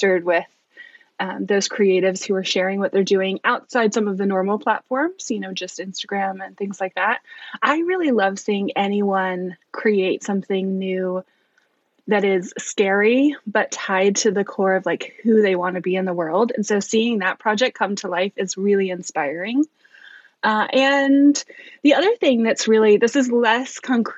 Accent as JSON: {"language": "English", "region": "East Coast", "country": "United States", "moved": "as an adult", "lives_now": "Bellingham, United States", "said": "We're actually from the East Coast."}